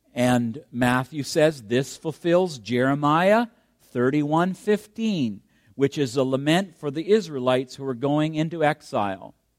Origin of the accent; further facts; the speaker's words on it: Canada; I'm a Canadian, so I have that as my background background that I'm proud